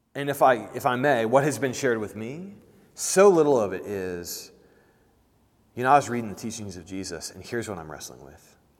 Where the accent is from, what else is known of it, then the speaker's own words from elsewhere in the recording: Indiana, United States; growing up as a kid in Indiana